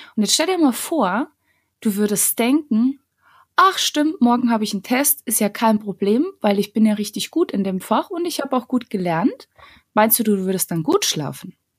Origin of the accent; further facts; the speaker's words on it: Bavarian Forest, Germany; moved away as an adult; now in Munich, Germany; Ich bin eine Kosmopolitin, die aus dem absoluten Kleindorf im Bayerwald kommt